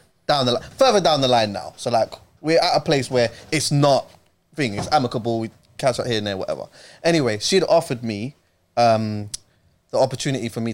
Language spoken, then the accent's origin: English; Jamaica; I'm Jamaican